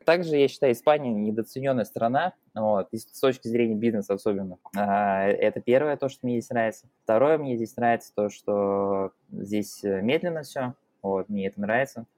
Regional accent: Russia; moved away as an adult; also born or lived in Tatarstan; now in Valencia, Spain; я из России

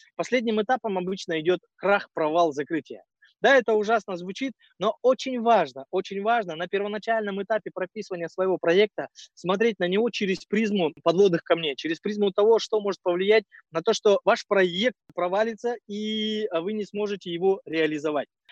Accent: Kazakhstan; мы казахи

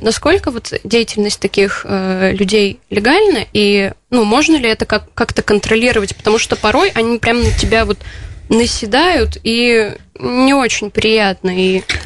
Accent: Votkinsk, Udmurtia, Russia; also born or lived in Izhevsk; я уроженка города Воткинска, и я, в принципе, живу на два города, это Воткинск и Ижевск

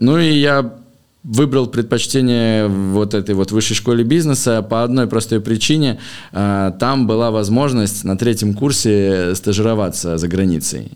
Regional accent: Moscow, Russia; в 2005 году, мне было лет 10, мы переехали в Москву из Подмосковья. А, вот я учился в школе, закончил школу

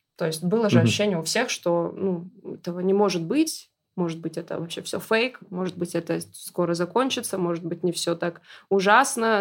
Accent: North Ossetia–Alania, Russia; я из Осетии

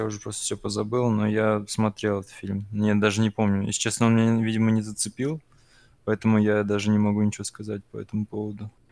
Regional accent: Khimki, Moscow Oblast, Russia; я из Химок

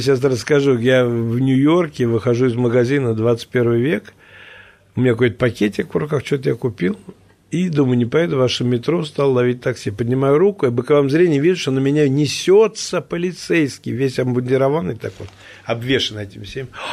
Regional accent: Moscow, Russia; Я говорю, из России. Он говорит, а город? Я говорю, Москва

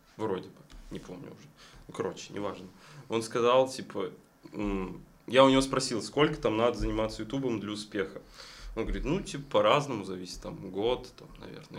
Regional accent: Dzerzhinsk, Nizhny Novgorod Oblast, Russia; Я сам из Дзержинска, кстати. Нижний Новгород рядом

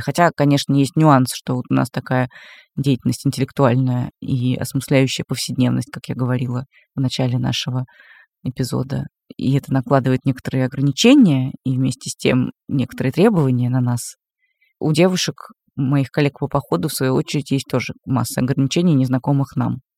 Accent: Moscow, Russia; Как москвичка

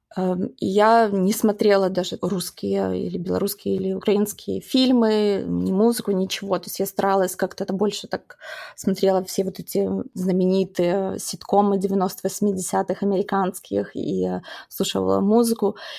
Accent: Baranovichi, Brest Region, Belarus; moved away as an adult; also born or lived in United States / Chicago; я росла в городе Барановичей

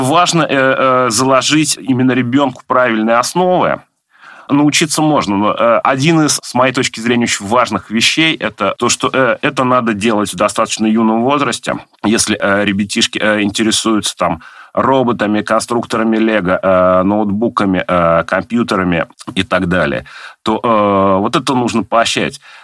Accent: Nizhny Novgorod, Nizhny Novgorod Oblast, Russia; Я родился в Нижнем Новгороде, тогда еще в Горьком, в 1976 году, вырос в Заводском районе

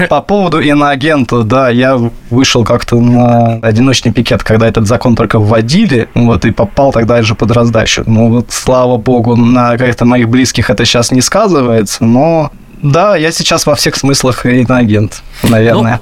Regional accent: Moscow, Russia; moved away as an adult; also born or lived in Mexico; это город, который менялся, да, и рос вместе со мной, и безумно его люблю

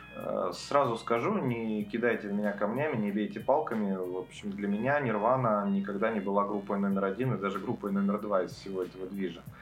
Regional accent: Petrozavodsk, Republic of Karelia, Russia; я родился в Петрозаводске, это столица Карелии, это лютый север. Погода там такая же, как в Сиэтле. Вот я рос, мне было 15, 16, 17 лет

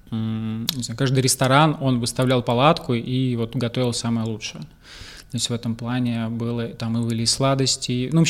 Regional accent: Moscow, Russia; now in Mersin, Turkey; я приехал из Москвы, долгое время жили в Москве

